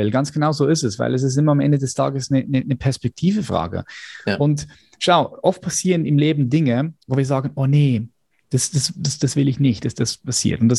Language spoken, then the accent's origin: German; Switzerland; ich bin von der Schweiz